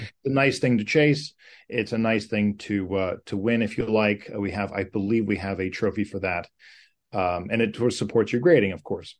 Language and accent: English; United States; as an American, uh, in playing North America all my life